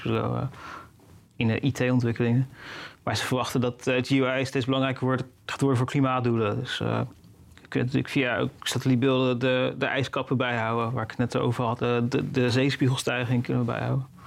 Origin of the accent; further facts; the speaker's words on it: Netherlands; als Nederlander